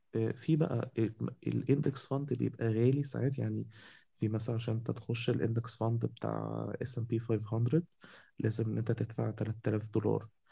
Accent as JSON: {"language": "Arabic", "country": "Egypt", "said": "عندنا في مصر"}